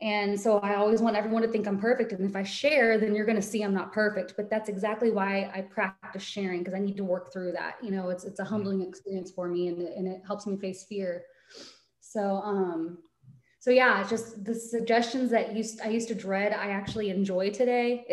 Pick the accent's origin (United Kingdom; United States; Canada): United States; Dallas, Texas; I'm from Dallas, Texas.